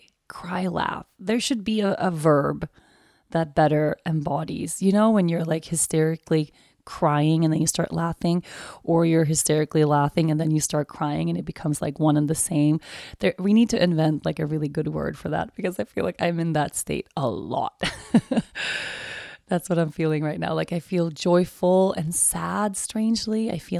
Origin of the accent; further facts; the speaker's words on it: Stockholm, Stockholm County, Sweden; English is a second language; also born or lived in Uppsala; so I'm from Stockholm. Actually, I'm from Uppsala, which is a university city about an hour north of Stockholm. My whole family's from there. But when I was 9, I moved to Stockholm and I lived the rest of my years there.